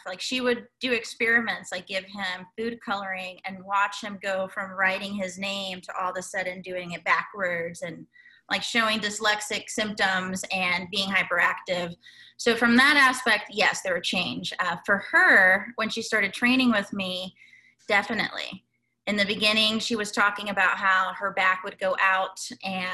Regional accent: Guatemala; moved away; we grew up in Guatemala

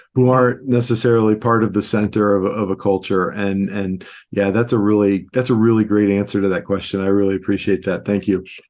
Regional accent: Cleveland, Ohio, United States; moved away; also born or lived in New York City; I'm from Cleveland, Ohio

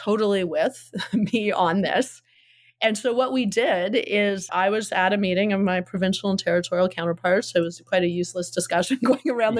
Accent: Hamilton, Ontario, Canada; I'm from Hamilton. Hamilton's like Detroit, and it's a steel town.

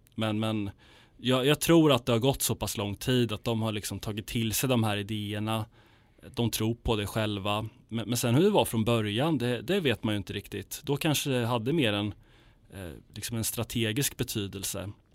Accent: Sweden; jag är svensk, det här är mitt land

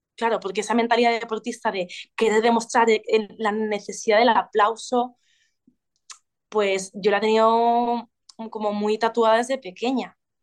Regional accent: Ibiza, Balearic Islands, Spain; now in Valencia, Spain; como nací en una isla, bueno, crecí en una isla, en Ibiza, al estar aislados los, ibicencos mm, viajamos mucho

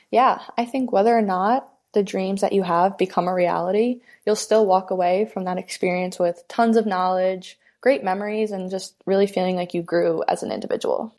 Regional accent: Massapequa, New York, United States; I grew up in Massapequa, New York, which is on Long Island.

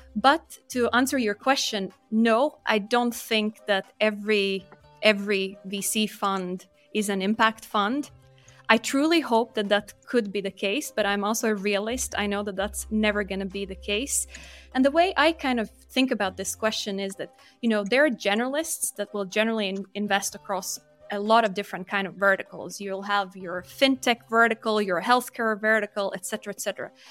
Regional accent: Latvia; moved away as an adult; also born or lived in United Kingdom; I'm born and raised in Latvia, but was lucky enough to get a scholarship and study in the U K, so started my career there

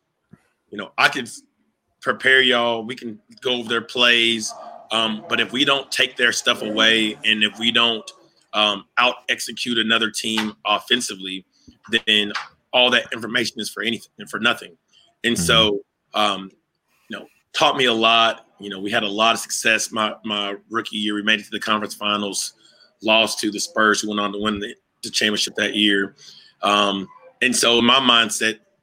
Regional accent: Arkansas, United States; we're both from Arkansas

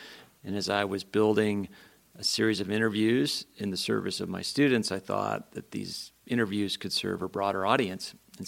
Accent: Guilford, New Hampshire, United States; moved away as an adult; also born or lived in Philadelphia; now in Montana, United States; I grew up in a small town in New Hampshire, Guilford.

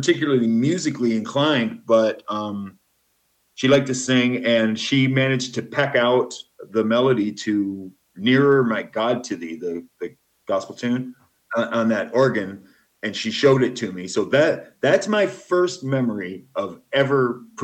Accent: Flint, Michigan, United States; moved away as an adult; also born or lived in Nashville, Tennessee / Portland, Oregon; now in Guatemala; I was born in Flint, Michigan, and lived there until 1992.

